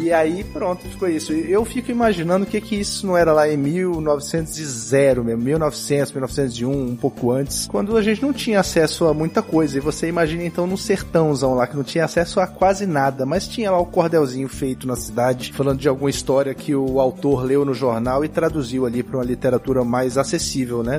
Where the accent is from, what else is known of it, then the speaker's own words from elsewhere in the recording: Brasília, Federal District, Brazil; Eu fui criado majoritariamente em Brasília